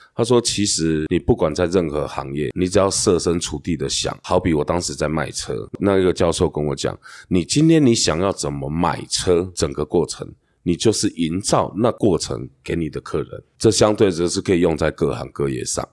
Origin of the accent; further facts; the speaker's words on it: Hualien County, Taiwan; 我们花莲人